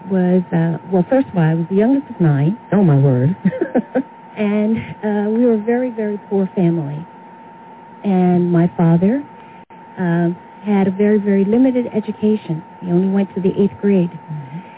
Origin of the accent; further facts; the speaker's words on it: Philadelphia, Pennsylvania, United States; so I was born in West Philadelphia, oh, but mm-hmm. most of my formative years were spent in North Philadelphia, mm-hmm. in the place uh, that was called the jungle